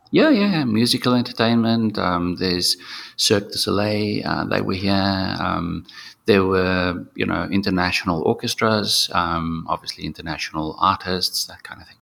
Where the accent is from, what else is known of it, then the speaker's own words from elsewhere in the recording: South Africa; I was born in South Africa, but um, yeah, my ancestors are from Germany.